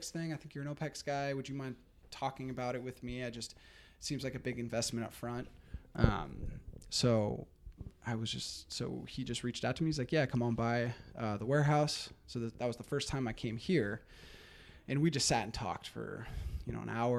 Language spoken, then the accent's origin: English; Marin County, California, United States; I grew up here in Marin County, just like Marcus